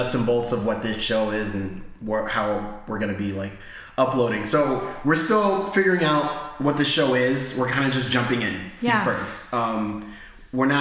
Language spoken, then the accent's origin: English; Rhode Island, United States; also born or lived in Maryland; But I was born and raised in Rhode Island. I moved to Maryland for 8 years.